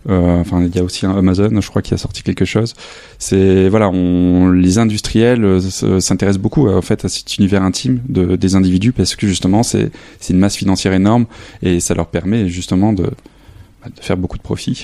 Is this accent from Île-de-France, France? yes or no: no; a small village near Lille, Hauts-de-France, France; moved away as an adult; also born or lived in Arles; now in Saint-Denis, France; je suis originaire du nord de la France, dans un petit village euh, à côté de Lille